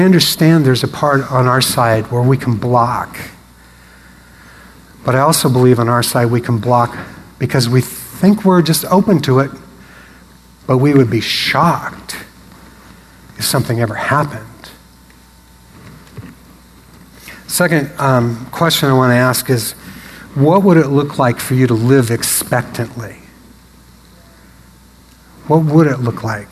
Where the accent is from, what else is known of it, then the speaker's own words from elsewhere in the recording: Portland, United States; moved away; also born or lived in Seattle; I grew up in Portland